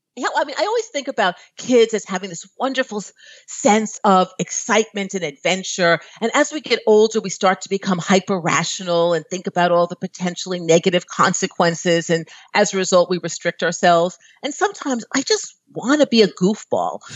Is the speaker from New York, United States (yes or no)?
yes; New York, United States; moved away as an adult; I'm from New York